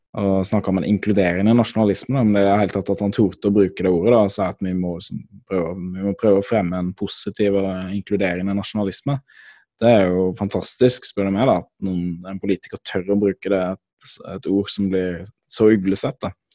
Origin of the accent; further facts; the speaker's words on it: Norway; Jeg kommer fra Norge